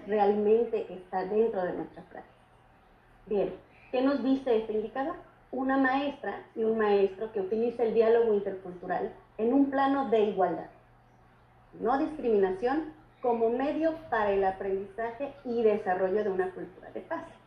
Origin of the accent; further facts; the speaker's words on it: Mexico; forman nuestra identidad como mexicanos